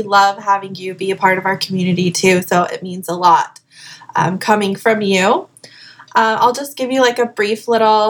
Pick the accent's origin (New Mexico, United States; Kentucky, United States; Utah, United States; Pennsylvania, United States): Utah, United States; Salt Lake City; moved away as an adult; also born or lived in Hawaii; now in Beverly Hills, United States; I'm originally from Salt Lake City, Utah